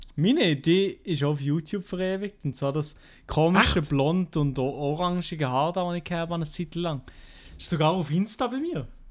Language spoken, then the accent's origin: German; Fribourg, Switzerland; accent: Fribourg dialect (Senslerdeutsch); in meinem Dialekt hier in Freiburg